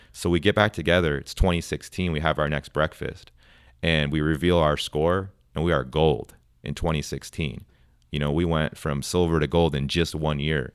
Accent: Wisconsin, United States; moved away as an adult; now in Texas, United States; I was born and raised in Wisconsin

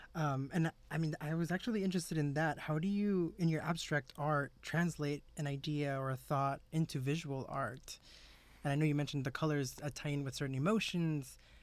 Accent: South Texas, United States; I'm from South Texas

